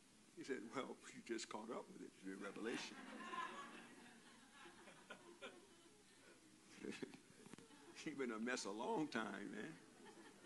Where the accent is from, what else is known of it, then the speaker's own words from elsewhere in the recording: Compton, California, United States; I grew up in Compton